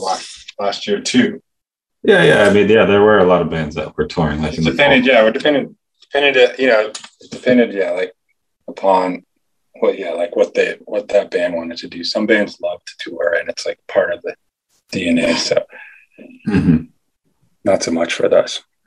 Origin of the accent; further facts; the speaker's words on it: California, United States; we grew up in California